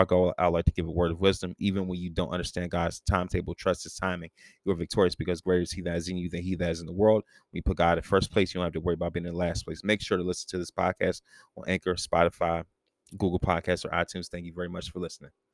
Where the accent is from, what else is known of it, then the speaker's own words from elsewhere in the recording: Prince George's County, Maryland, United States; also born or lived in Washington, D.C.; my family moved, uh, from D C t, um, to here in Prince George's County.